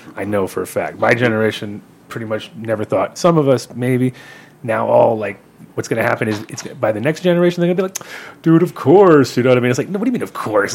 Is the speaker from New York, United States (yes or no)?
yes; New York, United States; also born or lived in Holland; I'm a New Yorker